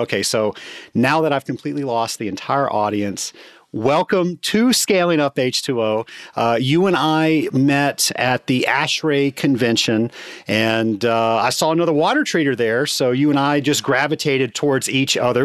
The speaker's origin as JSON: {"language": "English", "town": "Atlanta", "region": "Georgia", "country": "United States", "tie": "born or raised there", "said": "my hometown of Atlanta."}